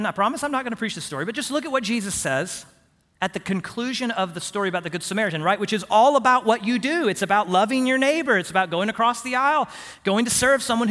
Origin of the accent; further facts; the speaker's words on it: Houston, Texas, United States; moved away; my hometown, Houston, there are a lot of bayous down there